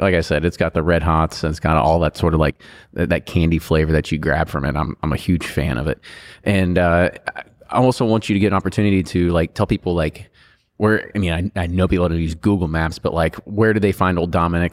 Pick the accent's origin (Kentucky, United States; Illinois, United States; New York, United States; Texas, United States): Kentucky, United States; Louisville; we call ourselves, like, Louisvillians.